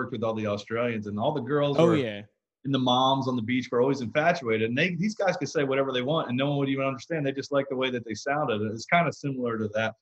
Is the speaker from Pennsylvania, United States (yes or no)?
yes; West Chester, Pennsylvania, United States; moved away as an adult; also born or lived in Roswell, Georgia; now in Nashville, United States; I grew up in Westchester